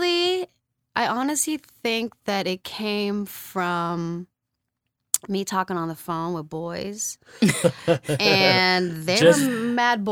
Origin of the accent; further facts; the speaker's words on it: San Francisco, California, United States; coming from San Francisco as a public school student